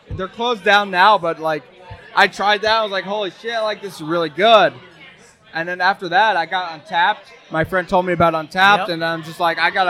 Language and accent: English; New Jersey, United States; I'm from New Jersey.